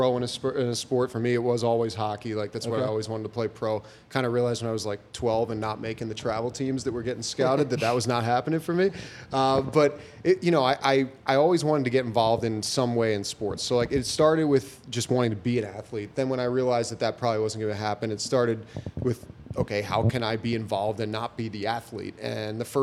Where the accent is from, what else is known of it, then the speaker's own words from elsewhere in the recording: Philadelphia, Pennsylvania, United States; now in Pittsburgh, United States; I grew up in the Philly area